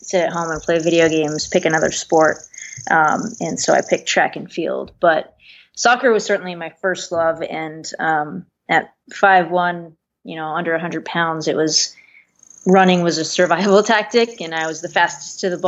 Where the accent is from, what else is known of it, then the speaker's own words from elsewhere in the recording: San Diego, California, United States; moved away as an adult; also born or lived in Tempe, Arizona; now in Michigan, United States; Southern California. I grew up in San Diego